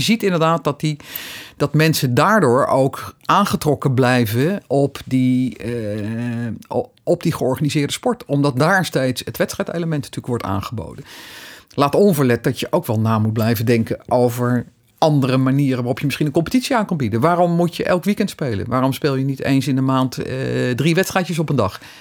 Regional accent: Netherlands

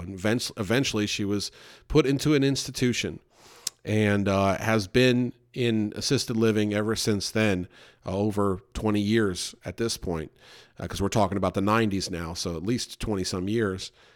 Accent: New York, United States; also born or lived in Louisville, Kentucky; I was in New York

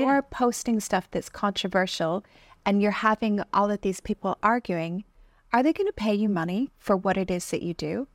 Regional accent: Canada; I grew up in Canada

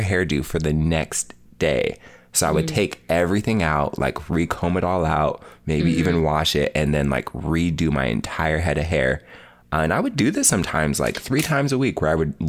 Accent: Spokane Valley, Washington, United States; I grew up in Spokane Valley, Washington

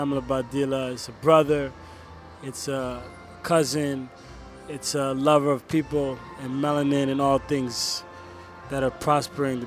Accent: New York, United States; also born or lived in Paris, France / Congo; I moved to the States when I was around 5 or 6.

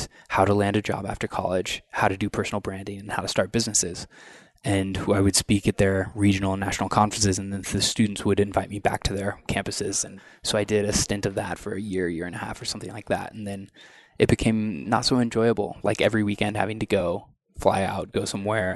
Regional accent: Southeast Iowa, United States; growing up in Southeast Iowa

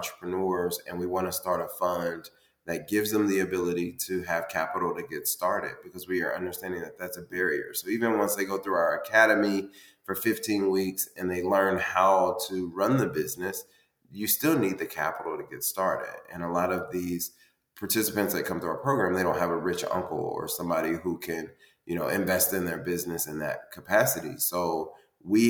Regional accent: Indianapolis, Indiana, United States; now in Cincinnati, United States; Indianapolis, Indiana, which is my hometown

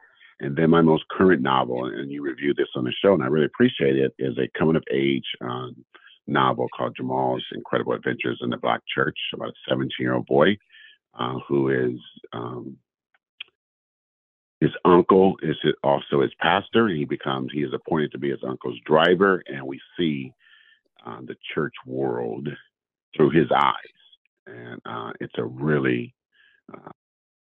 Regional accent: California, United States; And I'm in California, born and raised in California. I lived in a few other states, but I am a Californian

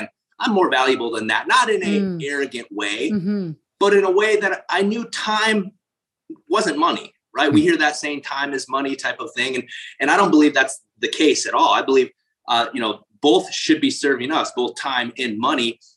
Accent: South Dakota, United States; I grew up in South Dakota

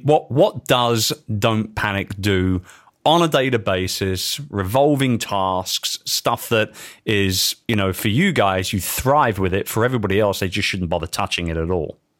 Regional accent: London, United Kingdom; my hometown of London

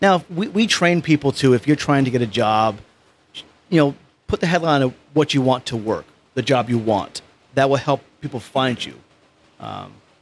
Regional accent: Poughkeepsie, New York, United States; accent: New York; moved away; I'm from this small town called Poughkeepsie, New York. So I'm a New Yorker.

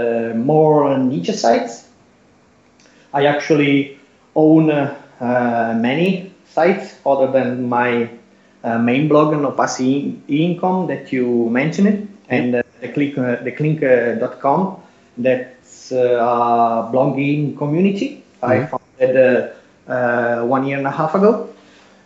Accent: Italy; English is a second language; I'm Italian, so English is my second language, or maybe my third language, because I can speak Spanish much better than English

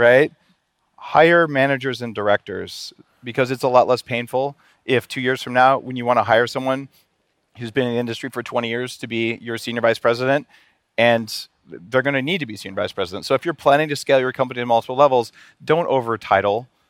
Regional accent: New Mexico, United States; I grew up in New Mexico

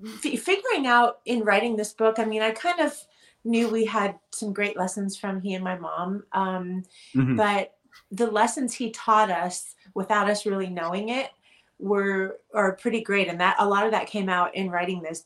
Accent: Los Angeles, California, United States; I'm born and raised here

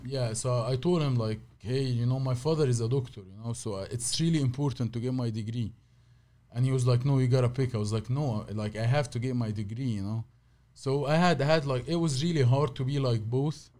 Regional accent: Cairo, Cairo Governorate, Egypt; English is a second language; moved away as an adult; also born or lived in Saudi Arabia; now in United States; I born in Saudi, but I, I, I lived all my life in Egypt

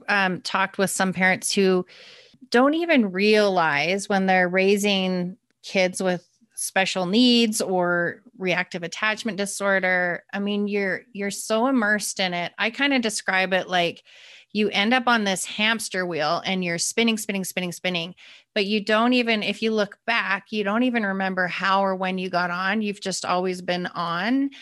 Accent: Calgary, Alberta, Canada; moved away; I'm from Calgary

